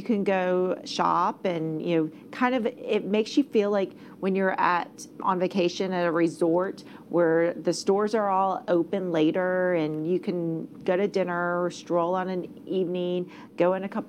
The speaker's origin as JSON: {"language": "English", "town": "Plano", "region": "Texas", "country": "United States", "said": "I'm from Plano"}